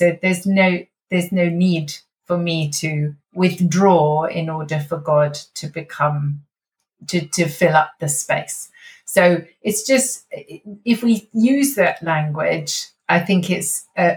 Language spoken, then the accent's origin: English; United Kingdom; we are British after all